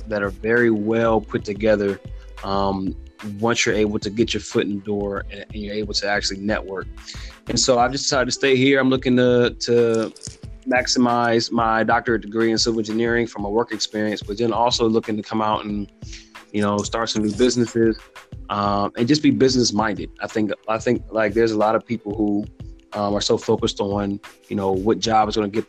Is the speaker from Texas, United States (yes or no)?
no; Silver Spring, Maryland, United States; moved away as an adult; also born or lived in North Carolina; now in Fayetteville, United States; I am from Silver Spring, Maryland, born and raised